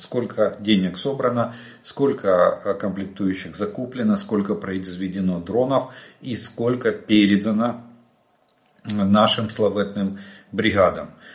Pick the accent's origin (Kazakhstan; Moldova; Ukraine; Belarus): Ukraine; мы из Украины